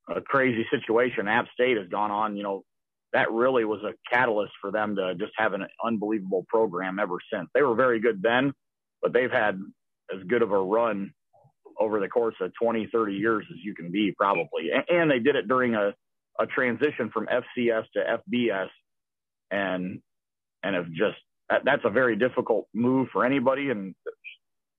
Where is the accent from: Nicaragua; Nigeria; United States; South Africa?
United States; Iowa; I grew up in the Midwest in Iowa and born and raised in a Catholic family